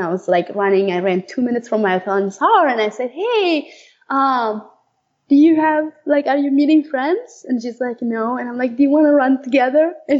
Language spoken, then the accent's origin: English; Iowa, United States; I grew up in Iowa, so that helps.